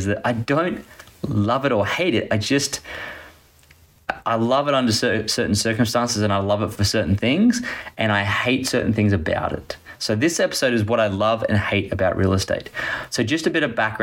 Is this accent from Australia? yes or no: yes; Gold Coast, Queensland, Australia; I grew up on the Gold Coast, which is primarily real estate driven